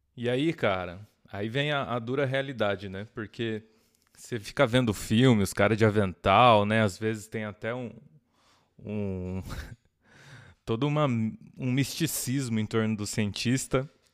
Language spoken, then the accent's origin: Portuguese; Jundiaí, São Paulo, Brazil; eu sou de Jundiaí. Sou nascido em São Paulo, mas me considero jundiaiense. eu cresci lá